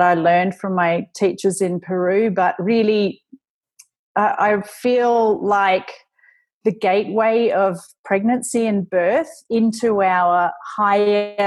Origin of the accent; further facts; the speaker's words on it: Australia; being Australian